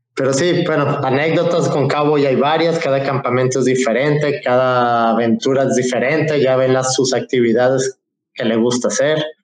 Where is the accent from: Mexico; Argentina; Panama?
Mexico; Puerto Vallarta, Jalisco; also born or lived in Cabo San Lucas; yo soy, como saben, soy de Puerto Vallarta